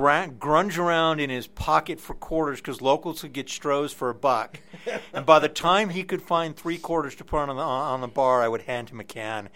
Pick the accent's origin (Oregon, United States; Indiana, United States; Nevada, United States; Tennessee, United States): Nevada, United States; Reno; moved away as an adult; also born or lived in Detroit, Michigan; I moved to Detroit from Reno, Nevada, where I went to graduate school, actually where I grew up.